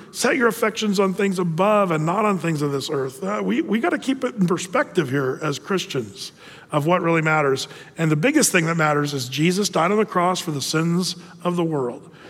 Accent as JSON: {"language": "English", "country": "United States", "said": "as an American citizen"}